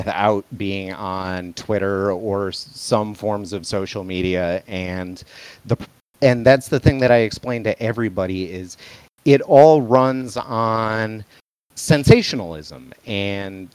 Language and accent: English; Flint, Michigan, United States; moved away as an adult; now in San Antonio, United States; I'm from Flint. I was born in Flint in the 80s